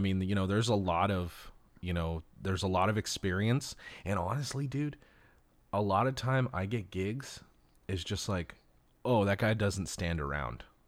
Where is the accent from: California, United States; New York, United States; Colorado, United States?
California, United States; Los Angeles; growing up in Los Angeles, you know, I was born and raised here